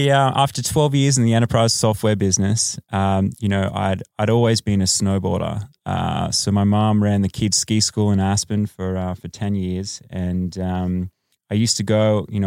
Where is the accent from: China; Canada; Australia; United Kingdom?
Australia; now in Los Angeles, United States; Yes, uh, I am Australian.